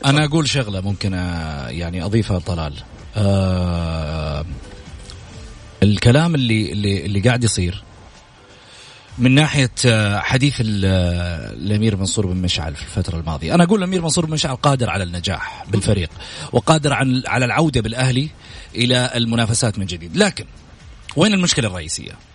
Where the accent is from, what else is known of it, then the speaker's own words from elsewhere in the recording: Saudi Arabia; لنا كسعوديين